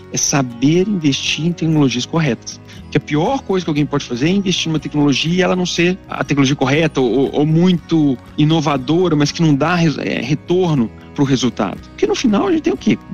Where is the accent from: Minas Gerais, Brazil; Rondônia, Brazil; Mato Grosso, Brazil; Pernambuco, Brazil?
Minas Gerais, Brazil; Belo Horizonte; accent: mineiro; moved away as an adult; also born or lived in London; now in São Paulo, Brazil; Sou de Belo Horizonte, tenho uma família que veio do interior de Minas